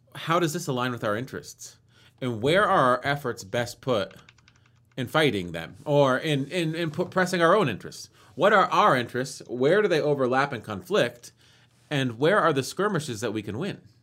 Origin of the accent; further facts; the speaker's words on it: United States; as an American who sort of grown up learning American patriotic points of view